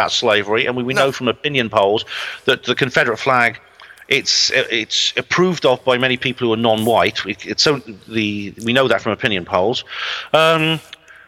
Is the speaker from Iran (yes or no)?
no; Wales, United Kingdom; moved away; I come from Wales originally